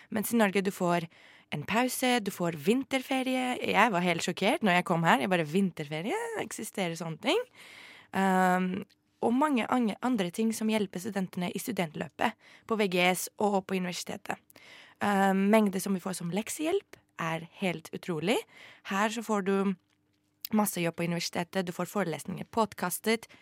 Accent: Greece; also born or lived in France; now in Norway; jeg har vokst opp i Hellas

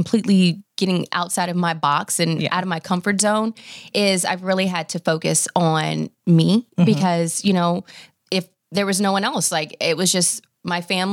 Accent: Nashville, Tennessee, United States; moved away as an adult; now in Dallas, United States; I'm originally from Nashville. And, you know, so it was almost like, okay, born and raised there and family there

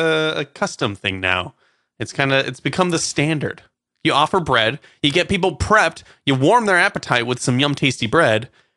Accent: United States; as an American

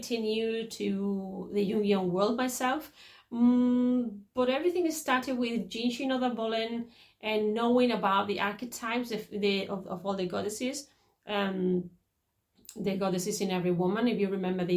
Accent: Catalonia, Spain; Even though my parents are Andalusian, I was born in Catalonia

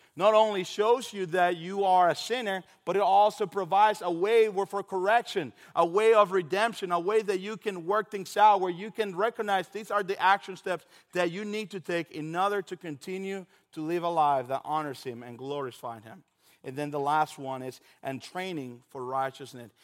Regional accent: Dominican Republic; moved away; I am originally from Dominican Republic

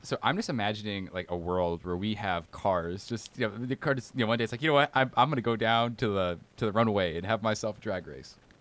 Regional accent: Alabama, United States; I'm from Alabama and we don't drive like maniacs

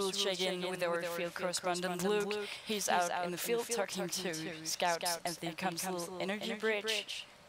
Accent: Denmark; I'm from Denmark, and I arrived in the US last Monday.

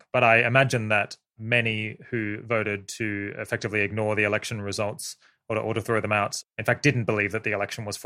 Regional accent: Australia; now in United Kingdom; I come from Australia and now live in the UK

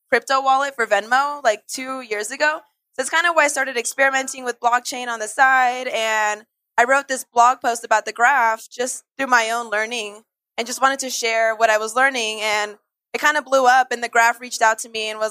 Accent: Bay Area, California, United States; also born or lived in Bogotá, Colombia; I grew up in the Bay Area, which for those who aren't familiar, that's basically Silicon Valley

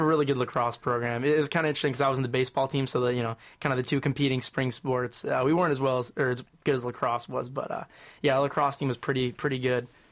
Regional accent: Troy, Michigan, United States; I'm from Troy, Michigan.

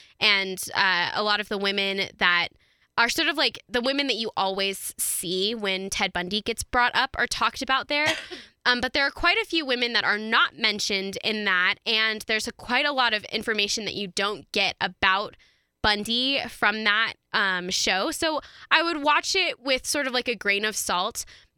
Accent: Denver, Colorado, United States; I grew up here in Colorado for my entire life. I was born here in Denver. I went to school here for all of my schooling years.

